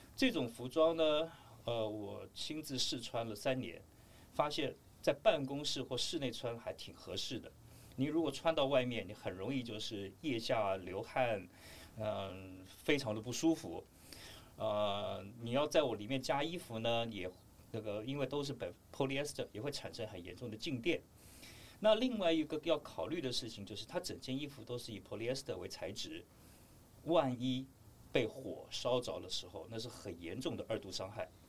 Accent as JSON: {"language": "Chinese", "country": "Taiwan", "said": "我们台湾这边对二一式迷彩基本上的了解是非常非常地少的"}